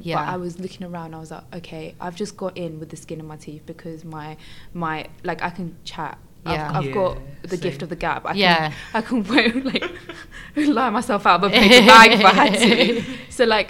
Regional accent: France; now in United Kingdom; I was born in France

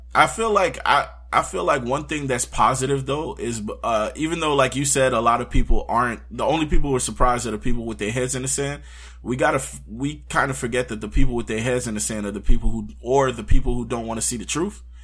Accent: United States; as an American

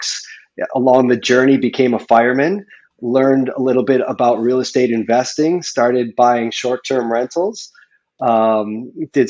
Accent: Chicago, Illinois, United States; moved away as an adult; also born or lived in Colorado / Italy; now in Maui, United States; I was born in Chicago. So I was born in Chicago.

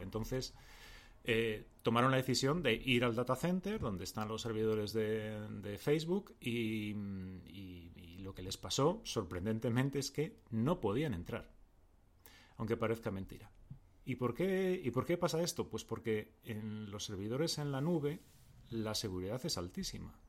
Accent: Madrid, Community of Madrid, Spain; accent: Madrid accent

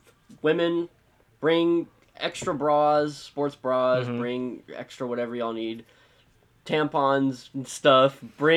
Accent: San Antonio, Texas, United States; San Antonio, mm-hmm. DCI is my hometown.

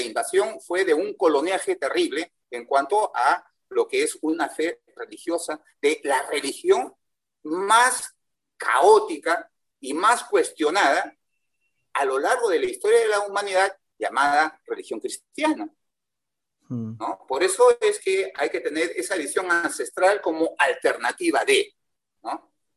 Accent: Peru; Yo soy peruano

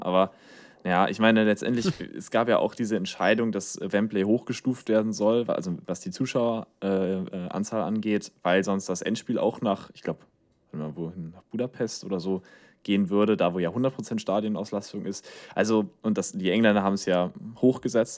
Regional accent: Germany; wir als Deutsche

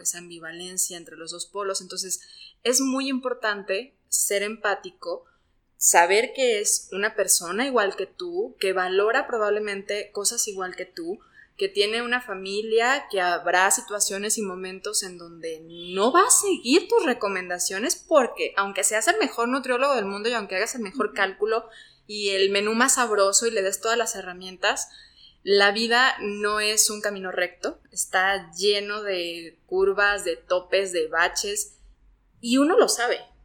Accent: Mexico; somos mexicanos

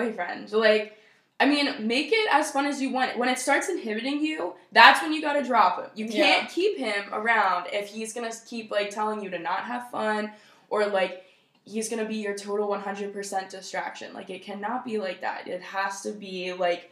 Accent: United States; I'm only, like, an hour from Philly, technically, like, my hometown is

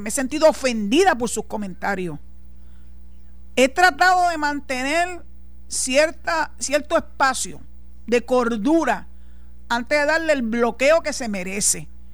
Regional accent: Puerto Rico

